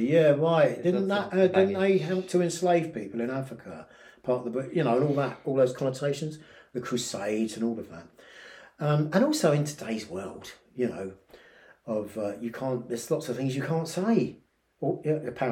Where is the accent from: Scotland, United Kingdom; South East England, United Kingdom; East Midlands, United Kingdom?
South East England, United Kingdom; Horsham; moved away as an adult; also born or lived in London; in West Sussex, on the south coast, not on the south coast, but it's about an hour away from the south coast of England. It's where I grew up